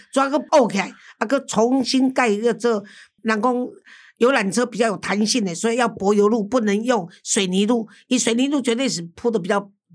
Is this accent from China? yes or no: no; Taiwan; 我们台湾人看不见台湾